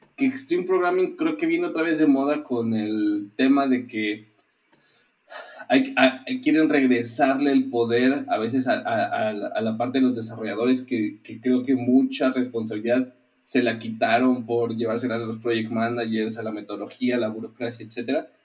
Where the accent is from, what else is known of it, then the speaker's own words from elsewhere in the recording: Mexico City, Mexico; now in Querétaro, Mexico; yo soy de la Ciudad de México nacido y, me considero chilango